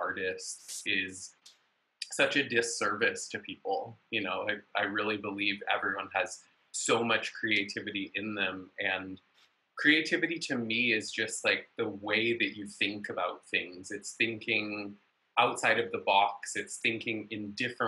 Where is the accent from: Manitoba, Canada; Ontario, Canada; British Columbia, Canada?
British Columbia, Canada; Vancouver; now in Los Angeles, United States; I was born in Vancouver, BC, up in Canada, but been in Los Angeles for quite a while.